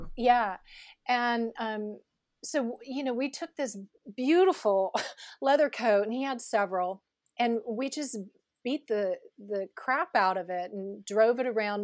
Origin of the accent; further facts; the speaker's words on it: Northern California, United States; I grew up in Northern California